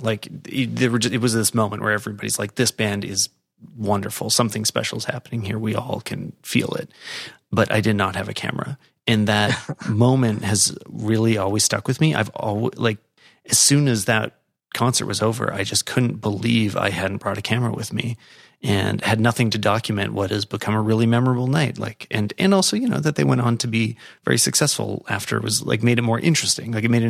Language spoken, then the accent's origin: English; Canada; And that's cool. And that's good to hear as a Canadian.